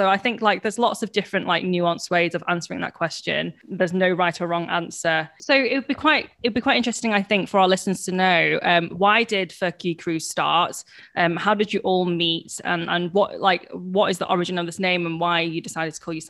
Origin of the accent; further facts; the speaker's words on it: Warrington, North West England, United Kingdom; accent: Warrington; I'm from Warrington, and that's where I usually go to. And then when I'm like, oh, no, shit, you mean like, oh, no, yeah, my family's from Hong Kong, so I'm British-born Chinese. But I always forget when people ask me that question. I do default to, like, my hometown